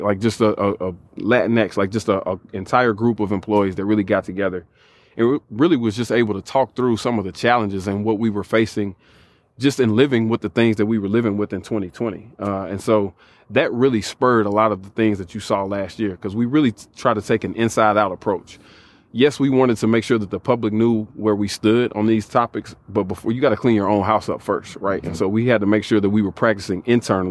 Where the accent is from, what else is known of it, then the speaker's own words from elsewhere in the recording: Nashville, Tennessee, United States; I'm from Nashville, Tennessee